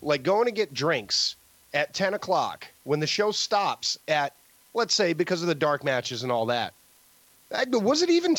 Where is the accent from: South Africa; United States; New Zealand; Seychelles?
United States; Boston area, Massachusetts; we're from, you know, the Boston area